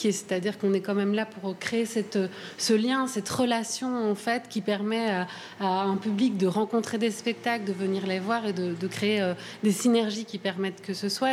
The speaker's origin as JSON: {"language": "French", "town": "Brussels", "region": "Brussels-Capital Region", "country": "Belgium", "said": "je suis bruxelloise"}